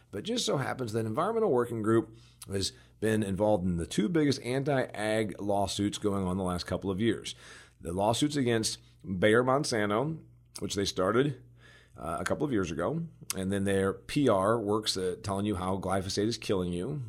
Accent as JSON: {"language": "English", "region": "Indiana", "country": "United States", "tie": "born or raised there", "said": "in my home state of Indiana"}